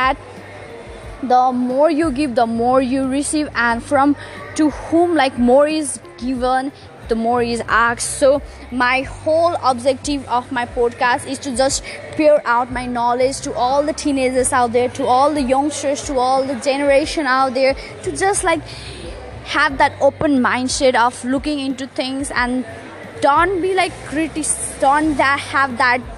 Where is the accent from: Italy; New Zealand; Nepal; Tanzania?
Nepal; moved away as an adult; now in Sydney, Australia; I'm originally from Nepal, but I moved to Sydney for my higher studies